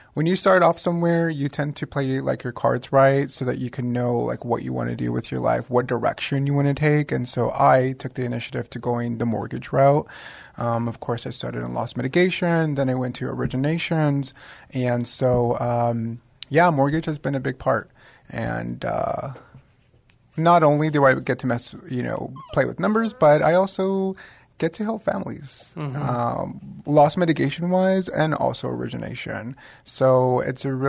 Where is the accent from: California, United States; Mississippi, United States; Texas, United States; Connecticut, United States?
Texas, United States; San Antonio; I was born and raised in San Antonio, Texas. I've been here my whole life.